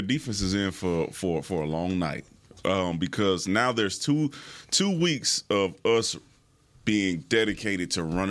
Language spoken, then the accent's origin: English; Houston, Texas, United States; I'm from Houston.